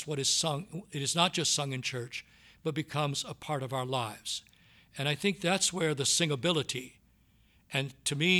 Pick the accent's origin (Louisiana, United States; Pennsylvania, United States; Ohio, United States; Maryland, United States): Louisiana, United States; Southwest; I grew up in Southwest Louisiana, and the music that I grew up on was the Cajun style music